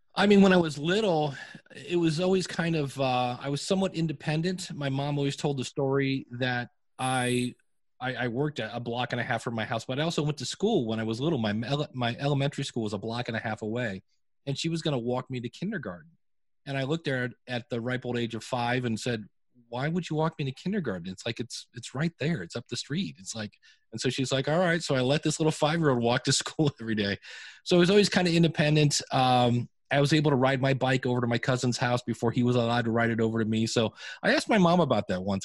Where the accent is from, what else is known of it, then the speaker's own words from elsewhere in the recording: Akron, Ohio, United States; I grew up in Akron, Ohio